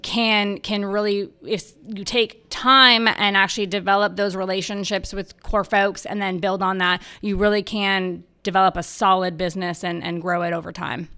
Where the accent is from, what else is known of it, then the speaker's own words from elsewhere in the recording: Los Angeles, California, United States; moved away as an adult; now in Charlotte, United States; I was born and raised in Los Angeles